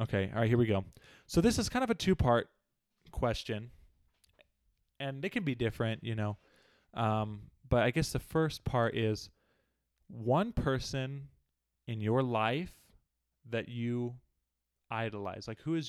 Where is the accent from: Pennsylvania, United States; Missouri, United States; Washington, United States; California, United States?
California, United States; born there; also born or lived in Alaska / Arizona / Utah; I was born in California. My family was in the military a little bit after I was born. And so we moved up to Alaska, were there for a little while